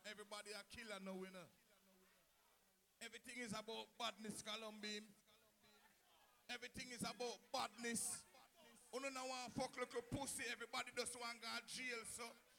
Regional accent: Jamaica; But the whole of we are Jamaican

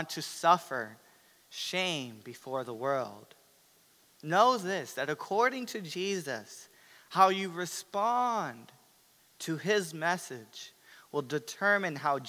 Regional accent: United States; as American Christians

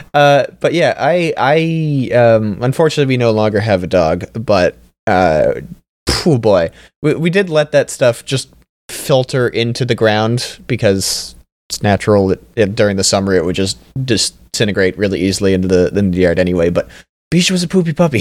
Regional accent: Canada; I'm Canadian

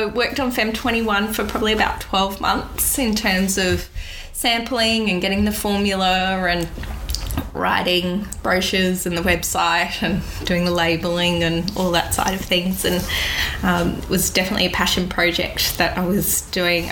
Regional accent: Cairns, Queensland, Australia; now in Gold Coast, Australia; I was born in Cairns, born and bred up there, and then moved to the Gold Coast to study naturopathy back in 2002

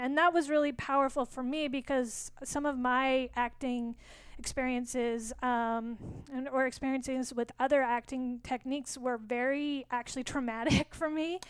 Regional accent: Saskatoon, Saskatchewan, Canada; also born or lived in San Francisco Bay Area; now in San Francisco, United States; I'm from Saskatoon. I was born in Saskatoon

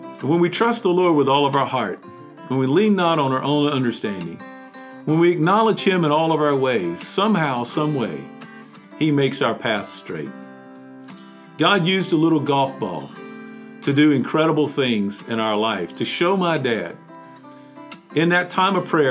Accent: Mount Airy, North Carolina, United States; a glass company there in my hometown

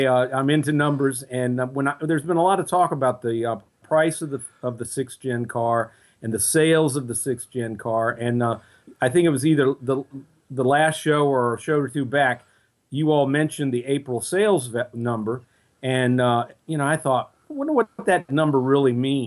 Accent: Virginia, United States; I'm a lifelong Virginia resident

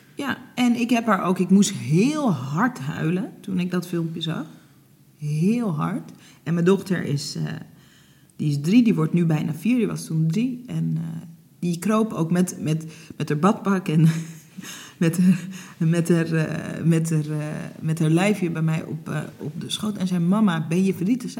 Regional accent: Netherlands; also born or lived in Hoorn; ik ben geboren in Nederland, eh, maar mijn ouders die kwamen in de jaren zeventig vanuit Suriname naar Nederland

